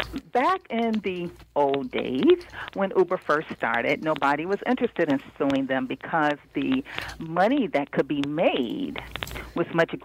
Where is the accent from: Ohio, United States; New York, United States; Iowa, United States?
Ohio, United States; Cincinnati; I grew up in Cincinnati, Ohio. But I've been in the D.C. area for blah, blah, blah, many years.